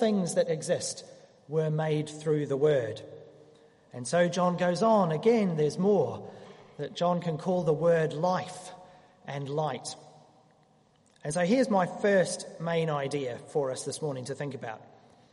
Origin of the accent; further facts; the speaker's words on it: New Zealand; moved away; As a Kiwi